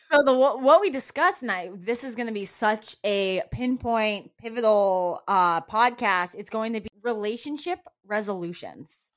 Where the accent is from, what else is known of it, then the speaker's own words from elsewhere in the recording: New Mexico, United States; moved away; also born or lived in Florida; I grew up in New Mexico, where that was a very, very common thing